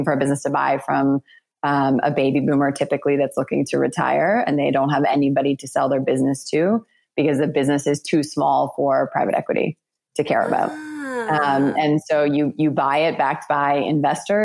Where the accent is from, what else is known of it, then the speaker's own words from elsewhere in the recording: Toronto, Ontario, Canada; moved away as an adult; I had just come back to my hometown. I had just graduated from business school, and I moved back to Toronto